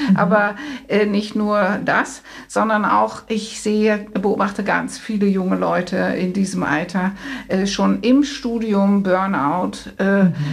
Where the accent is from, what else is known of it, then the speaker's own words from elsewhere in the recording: Netherlands; Was noch fehlt, ist vielleicht, ähm, ich bin Holländerin